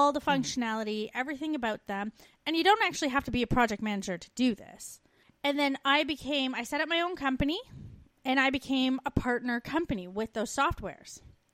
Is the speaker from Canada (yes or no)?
yes; Canada; moved away